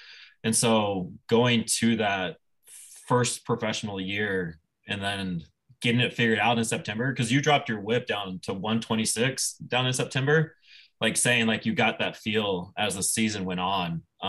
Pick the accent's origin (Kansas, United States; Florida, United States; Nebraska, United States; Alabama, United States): Nebraska, United States; moved away as an adult; now in Michigan, United States; I grew up in Nebraska